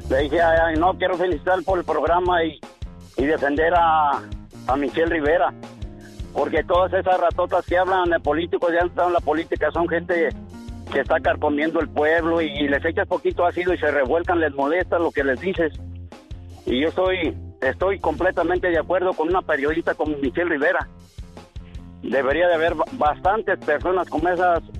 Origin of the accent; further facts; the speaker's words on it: Guanajuato, Mexico; now in Arizona, United States; mi tierra de un Guanajuato